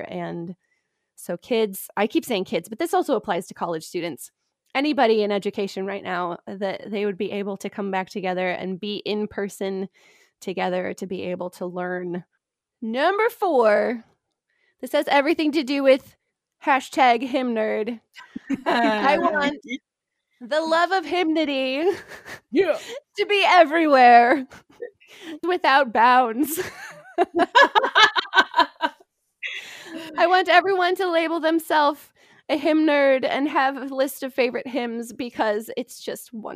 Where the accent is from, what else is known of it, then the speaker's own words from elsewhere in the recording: near Detroit, Michigan, United States; I grew up near Detroit on the border